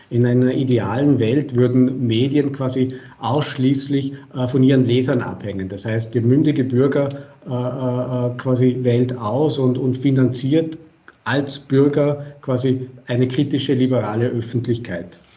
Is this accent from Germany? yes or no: no; Vorarlberg, Austria; Äh, ich bin Vorarlberger, Sie haben es erwähnt bei Ihrer, bei Ihrer Einleitung und Begrüßung.